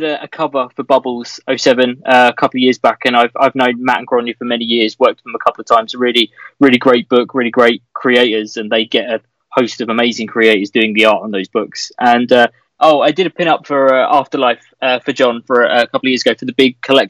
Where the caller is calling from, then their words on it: Ashford, South East England, United Kingdom; I'm in Kent at the moment, which is where I live.